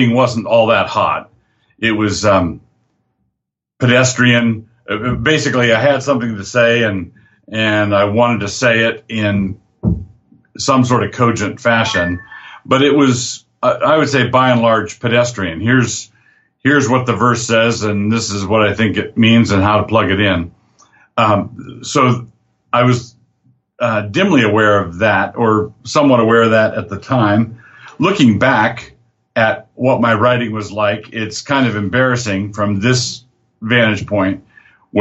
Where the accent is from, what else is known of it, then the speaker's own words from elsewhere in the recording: Annapolis, Maryland, United States; now in Moscow, United States; I grew up in Annapolis, Maryland, and I wanted to move back to the East Coast